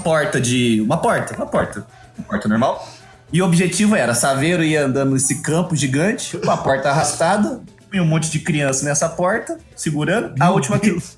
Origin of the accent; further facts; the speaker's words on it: Minas Gerais, Brazil; eu sou de Minas